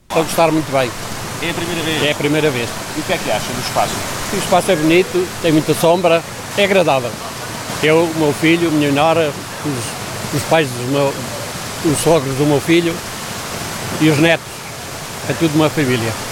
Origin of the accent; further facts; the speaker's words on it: Figueira de Castelo Rodrigo, Guarda, Portugal; eu sou de Figueira de Castelo Rodrigo